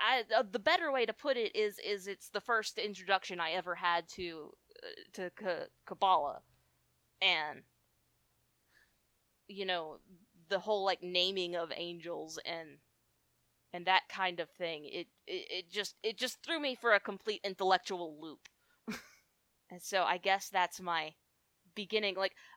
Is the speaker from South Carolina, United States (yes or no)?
no; Huntsville, Alabama, United States; I grew up here in Huntsville, Alabama, which is progressive compared to the rest of Alabama